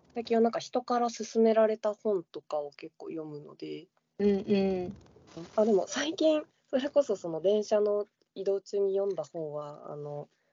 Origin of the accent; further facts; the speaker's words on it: Shizuoka, Japan; 地元が静岡の方なので